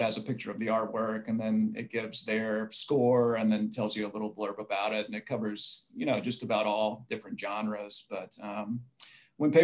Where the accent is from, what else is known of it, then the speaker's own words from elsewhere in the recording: Mississippi, United States; I grew up in Mississippi